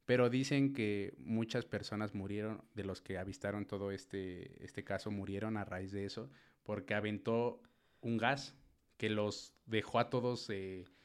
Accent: Tabasco, Mexico; Yo una vez vi uno allá en mi pueblo. Güey. En Tabasco.

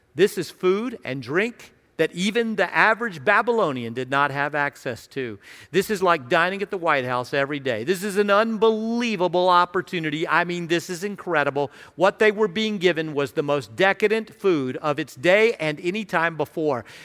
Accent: Radford, Virginia, United States; I grew up in Radford, uh, in Southwest Virginia, near Virginia Tech and Radford University

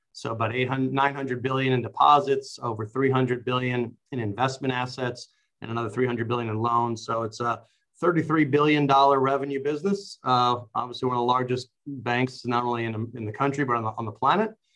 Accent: New York City, New York, United States; I grew up in New York City

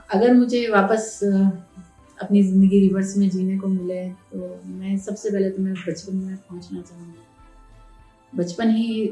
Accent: Udaipur, Rajasthan, India; also born or lived in Mumbai; मेरा जन्म वैसे बॉम्बे में हुआ और मैं सीनियर के जी तक मैं बॉम्बे में मेरी स्टडी हुई और उसके बाद फर्स्ट से मेरी जो एजुकेशन है वो सारी उदयपुर में रह कर हुई

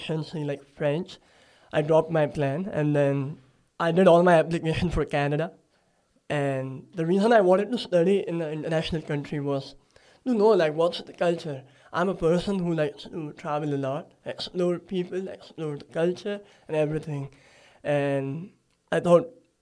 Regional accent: Surat, Gujarat, India; moved away as an adult; now in Gold Coast, Australia; I come from Surat, so it's like not a crowded city

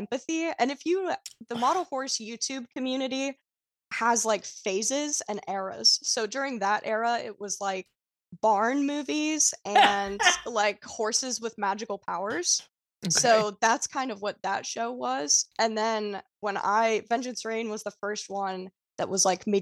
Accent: Los Angeles, California, United States; I grew up in Los Angeles, California, and kind of in Hollywood and that entire world

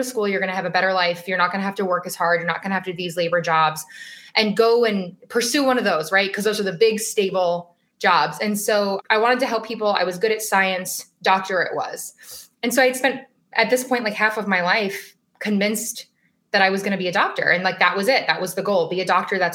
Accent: Las Vegas, Nevada, United States; moved away as an adult; now in Boston, United States; So born and raised in Las Vegas

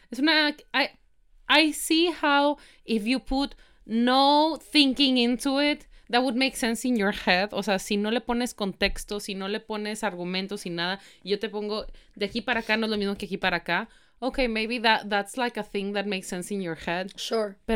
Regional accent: Mexico; por más mexicanos que somos, o sea, sí somos mexicanos

